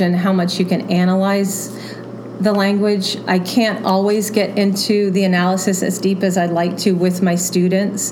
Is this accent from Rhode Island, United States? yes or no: no; Florida, United States; moved away as an adult; also born or lived in Kentucky / Milwaukee; now in Allentown, United States; I'm not a native Floridian, but I was raised in Florida